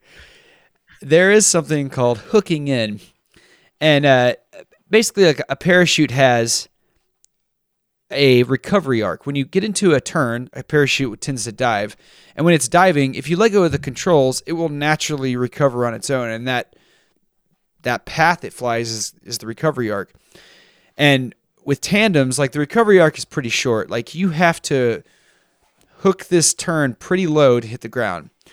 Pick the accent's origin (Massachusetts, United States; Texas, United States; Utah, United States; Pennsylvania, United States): Texas, United States; I grew up in Texas